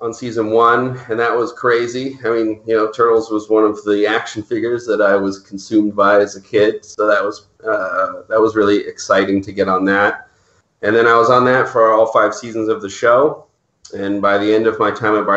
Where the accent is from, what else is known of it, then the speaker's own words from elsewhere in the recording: Maple Ridge, British Columbia, Canada; I grew up in Maple Ridge, which is about an hour outside of Vancouver